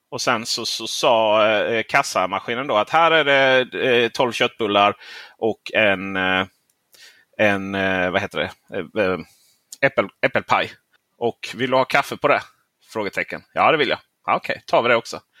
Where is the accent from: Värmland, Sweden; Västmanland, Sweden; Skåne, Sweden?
Skåne, Sweden; Lund; also born or lived in Helsingborg; Jag är född i Lund men okay. jag har bott 11 år i Helsingborg.